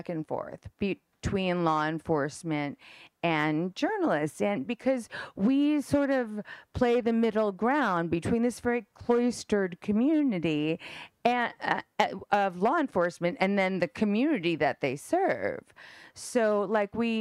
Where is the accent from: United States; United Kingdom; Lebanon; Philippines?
United States; New York; I'm from New York